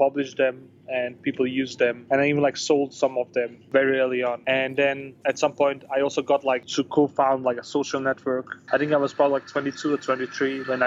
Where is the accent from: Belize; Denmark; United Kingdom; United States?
Denmark; moved away as an adult; also born or lived in Bosnia / Chile / Portugal / Spain; now in Barcelona, Spain; I was born in Bosnia. I grew up in Denmark